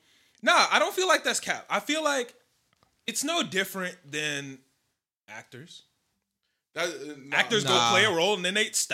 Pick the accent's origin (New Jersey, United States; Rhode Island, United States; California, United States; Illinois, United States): Illinois, United States; Chicago; we are from Chicago